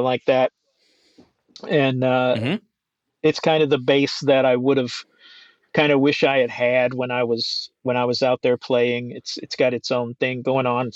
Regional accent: Nashville, Tennessee, United States; also born or lived in Boston; Growing up around Nashville

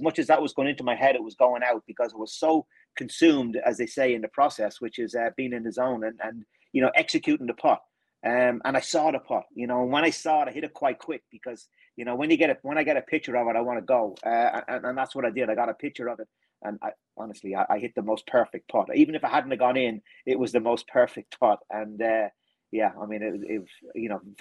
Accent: Ireland; growing up in Ireland as well too

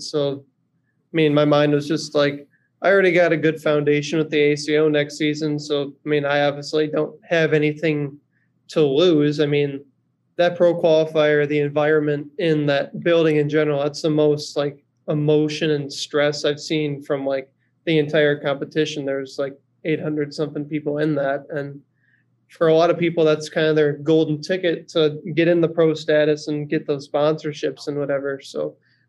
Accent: northern Wisconsin, United States; my hometown is kind of in northern Wisconsin

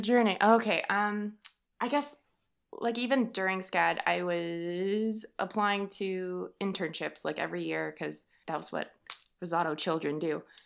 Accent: Texas, United States; moved away as an adult; also born or lived in Savannah, Georgia; I am from Texas, hence the yeehaw

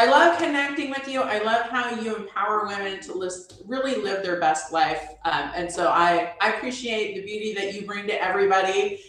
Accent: Seattle, Washington, United States; now in Texas, United States; I'm originally from Seattle and I moved here to Texas and they have really hard water here.

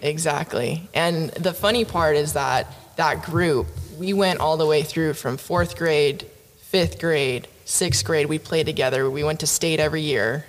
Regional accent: Oxnard, California, United States; also born or lived in Fullerton, California; I grew up in Oxnard, California

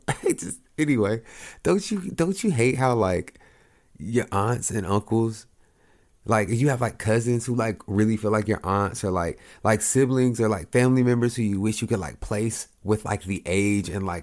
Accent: Oklahoma, United States; but I come from Oklahoma, so I'm coming from Oklahoma to Ohio

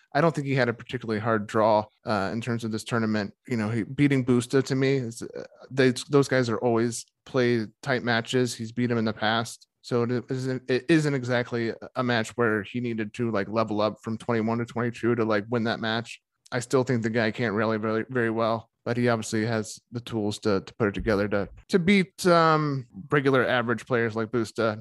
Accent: United States; as an American tennis fan

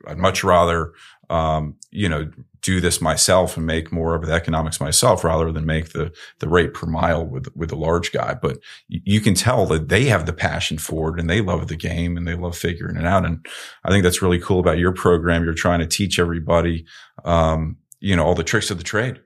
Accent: Northeast, United States; I was growing up in the Northeast

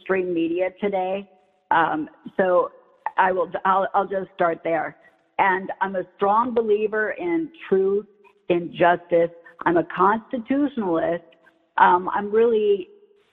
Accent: Florida, United States; I'm a Floridian

